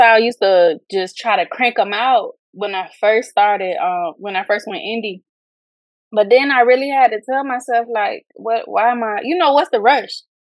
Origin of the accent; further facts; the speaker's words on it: Fort Lauderdale, Florida, United States; I am from Fort Lauderdale, Florida